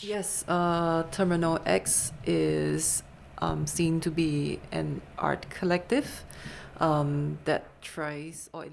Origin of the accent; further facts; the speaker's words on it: Berlin, Germany; moved away; ég ólst upp í Berlín